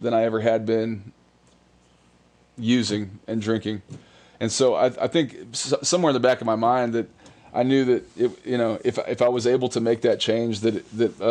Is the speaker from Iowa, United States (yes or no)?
no; New Braunfels, Texas, United States; moved away as an adult; I born and raised in New Braunfels, Texas